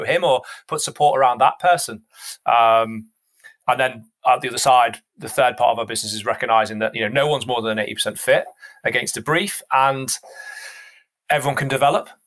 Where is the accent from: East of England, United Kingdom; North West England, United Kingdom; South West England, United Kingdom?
North West England, United Kingdom; the Northwest; I'm from the Northwest